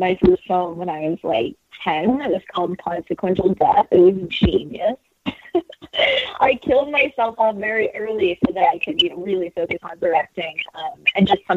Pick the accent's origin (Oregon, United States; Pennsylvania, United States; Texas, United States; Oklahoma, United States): Texas, United States; I'm from Texas